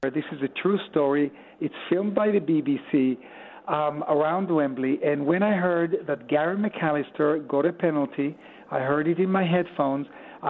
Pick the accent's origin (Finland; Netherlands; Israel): Israel; Tel Aviv, Tel Aviv District; moved away as an adult; also born or lived in Sonning-on-Thames, England; You remember I was born here in Tel Aviv.